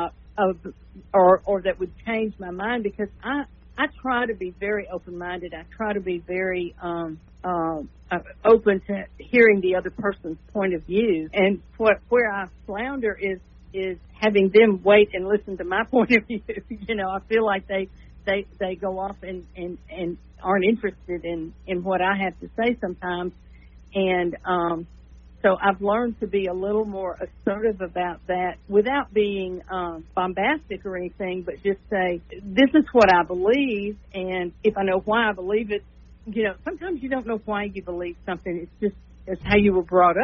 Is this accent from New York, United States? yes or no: no; El Dorado, Arkansas, United States; now in Shreveport, United States; I was born in El Dorado, even though I live in Shreveport now